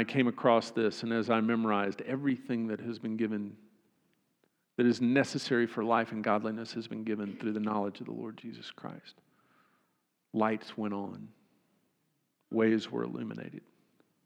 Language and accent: English; Austin, Texas, United States; I grew up in Austin